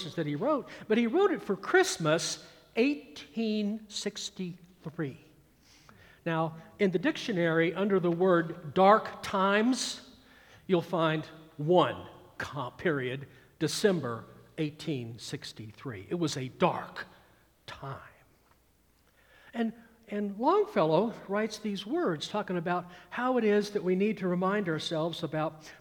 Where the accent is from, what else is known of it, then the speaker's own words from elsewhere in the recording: Atlanta, Georgia, United States; also born or lived in California; growing up in the Atlanta, Georgia metropolitan area in the mid-1960s